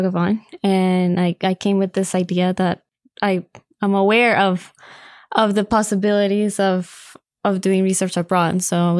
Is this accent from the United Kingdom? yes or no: no; Colombia; now in United States; I was born in Colombia